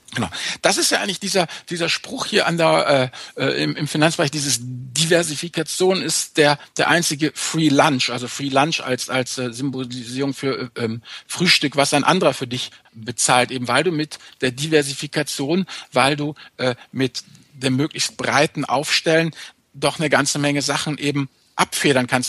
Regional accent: Rhineland, Germany; um es mal als, als Rheinländer zu sagen

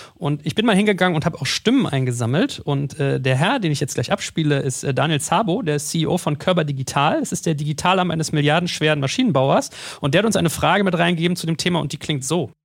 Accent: Berlin, Germany; als Berliner

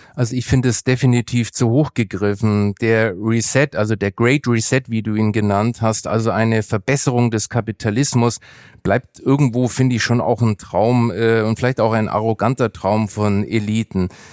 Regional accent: Germany; sind wir Deutsche

